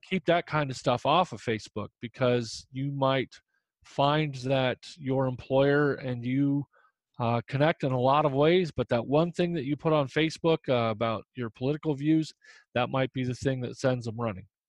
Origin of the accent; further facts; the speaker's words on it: Indiana, United States; moved away; I'm from Indiana originally